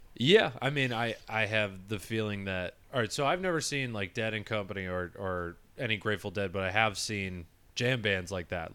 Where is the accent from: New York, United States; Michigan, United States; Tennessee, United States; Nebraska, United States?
Michigan, United States; born or raised there